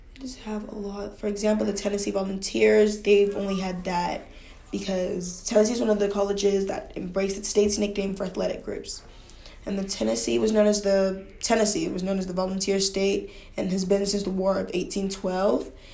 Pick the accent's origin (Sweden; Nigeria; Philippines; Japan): Nigeria; I grew up in Nigeria